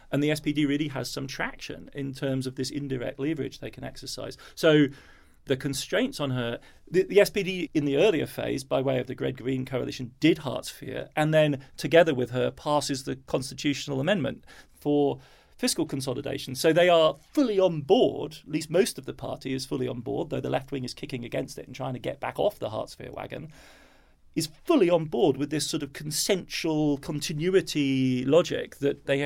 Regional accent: Germany; now in New York, United States; I sound English and I have a UK passport. I grew up in Germany, so I'm in a rather unfortunate

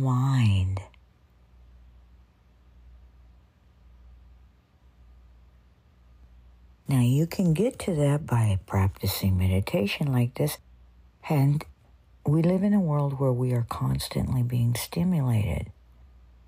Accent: United States; we're in the United States. I grew up here. I'm an American

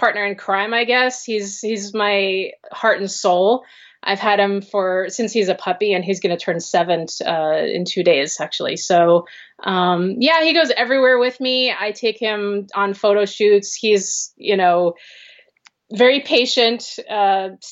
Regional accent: New York, United States; moved away as an adult; now in Pacifica, United States; I lived in I grew up in New York. I didn't live in the city. I lived in the suburbs

